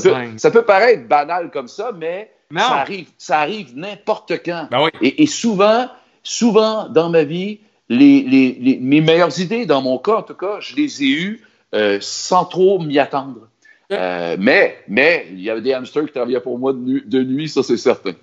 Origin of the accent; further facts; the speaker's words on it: Sorel-Tracy, Quebec, Canada; je suis de Sorel